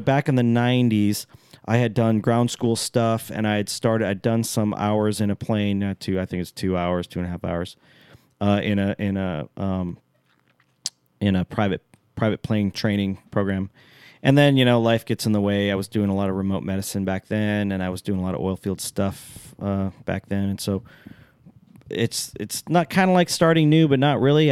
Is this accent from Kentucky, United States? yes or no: no; Alaska, United States; I'm from Alaska, for all you people out there that don't know that I'm from Alaska